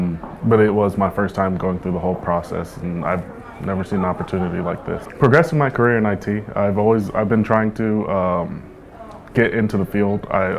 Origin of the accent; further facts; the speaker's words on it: San Antonio, Texas, United States; I'm from San Antonio, Texas. I've lived all over Texas.